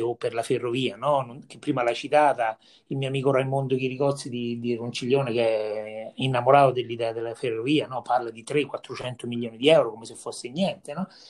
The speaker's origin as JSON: {"language": "Italian", "town": "Viterbo", "region": "Lazio", "country": "Italy", "said": "sono di Vitebo, Viterbo"}